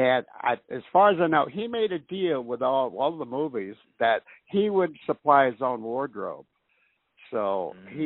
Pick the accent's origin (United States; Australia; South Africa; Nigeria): United States; Los Angeles, California; also born or lived in Boston, Massachusetts / Ireland; I arrived in L.A. when I was about 12. I grew up basically in Hollywood